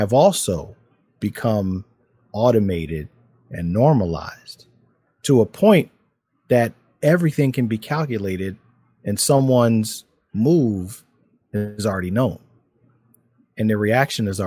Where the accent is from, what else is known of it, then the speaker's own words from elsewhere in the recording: Philadelphia, Pennsylvania, United States; I grew up in Philadelphia